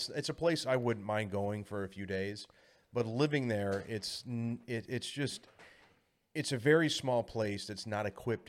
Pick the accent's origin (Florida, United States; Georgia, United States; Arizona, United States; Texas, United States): Texas, United States; Corpus Christi; I grew up in Corpus Christi, Texas